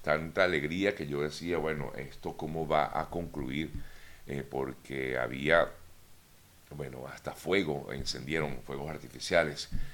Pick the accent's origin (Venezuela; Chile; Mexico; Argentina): Venezuela; moved away; como venezolano me siento totalmente eh, golpeado ante este tipo de, comentarios totalmente fuera de lugar, en principio, como venezolano. En segundo lugar, también como migrante